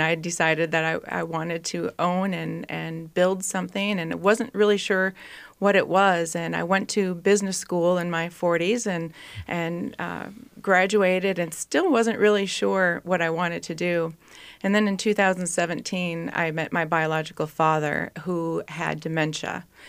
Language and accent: English; East Bethel, Minnesota, United States; I actually grew up in East Bethel, Minnesota, and went to Saint Francis High School